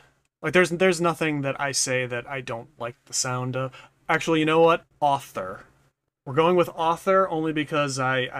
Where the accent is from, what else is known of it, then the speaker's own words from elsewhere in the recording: New England, United States; accent: Boston; I kind of have, like, a slight Boston-ish kind of accent, because I'm from New England